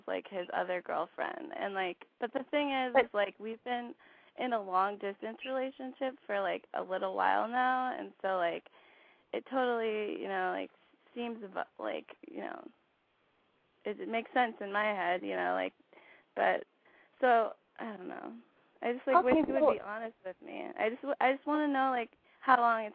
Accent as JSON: {"language": "English", "town": "Santa Barbara", "region": "California", "country": "United States", "said": "I'm 24, and I'm from Santa Barbara"}